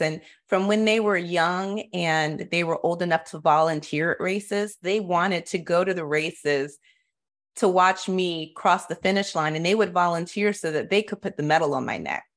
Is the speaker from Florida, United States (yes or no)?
yes; Florida, United States; I grew up in Florida